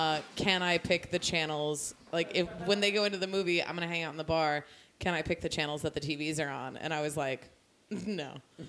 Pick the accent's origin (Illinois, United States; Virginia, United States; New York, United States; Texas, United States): Texas, United States; Richardson; now in Florida, United States; I'm from Richardson, Texas.